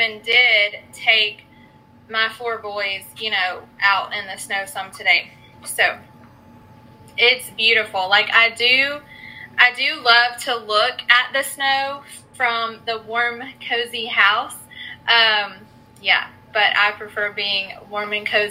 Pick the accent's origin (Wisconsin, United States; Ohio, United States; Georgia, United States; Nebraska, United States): Georgia, United States; moved away as an adult; now in West Virginia, United States; we live in West Virginia now, even though I'm from Georgia